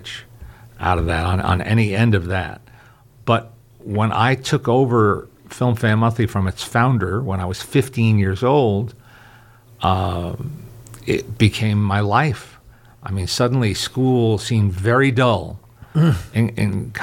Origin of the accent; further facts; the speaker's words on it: New York area, United States; all the channels we had in the New York area